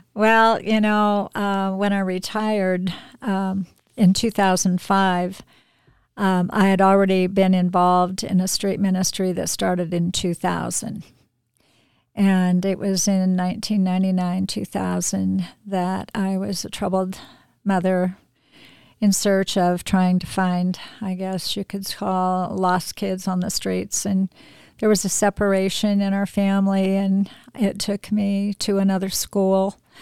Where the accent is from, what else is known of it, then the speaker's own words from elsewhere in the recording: Spokane, Washington, United States; I grew up in Spokane